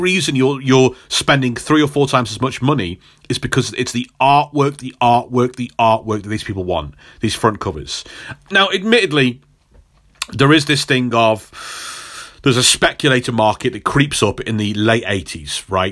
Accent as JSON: {"language": "English", "region": "England", "country": "United Kingdom", "said": "as an English person"}